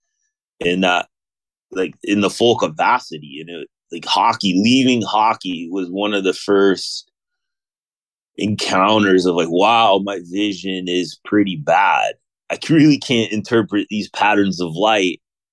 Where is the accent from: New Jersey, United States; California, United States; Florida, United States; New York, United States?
California, United States; Mission Viejo; I grew up in Southern California, a town called Mission Viejo.